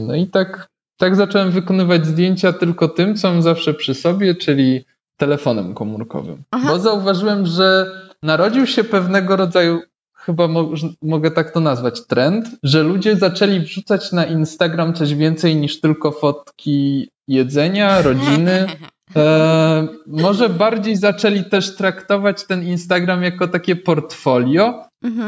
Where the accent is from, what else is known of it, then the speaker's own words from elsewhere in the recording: Warsaw, Masovian Voivodeship, Poland; jestem z Warszawy